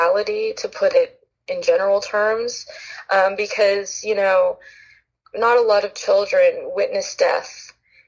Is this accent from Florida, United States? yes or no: no; Los Angeles, California, United States; I grew up in Los Angeles, California